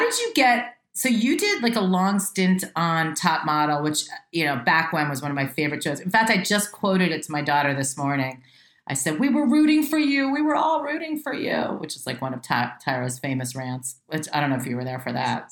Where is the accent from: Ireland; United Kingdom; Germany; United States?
United States; Westchester, New York; moved away as an adult; now in Los Angeles, United States; I was raised in Westchester, so right outside New York